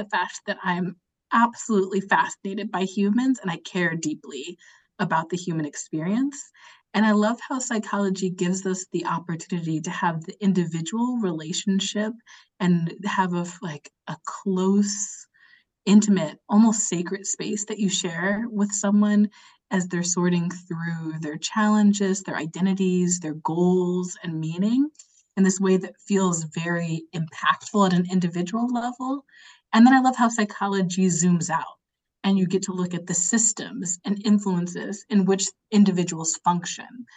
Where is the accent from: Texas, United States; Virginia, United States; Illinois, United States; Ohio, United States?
Virginia, United States; Northern; also born or lived in Atlanta, Georgia; I was born and raised in Virginia, where I am now, but I grew up in Northern Virginia, actually